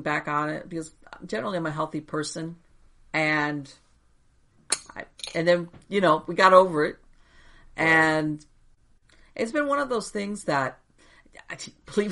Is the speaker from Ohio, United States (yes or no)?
no; Miami, Florida, United States; I was born and raised in Miami, and I grew up in the hurricane-prone area